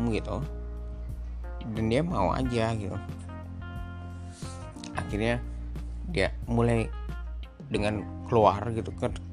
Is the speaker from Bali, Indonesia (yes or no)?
yes; Denpasar, Bali, Indonesia; born there; Saya lahir di Denpasar 21 September 88. Saya sekarang berumur 32 tahun.